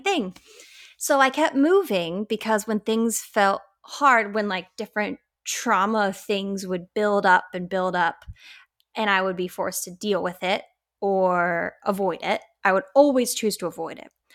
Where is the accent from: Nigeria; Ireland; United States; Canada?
United States; Colorado; I was raised in Colorado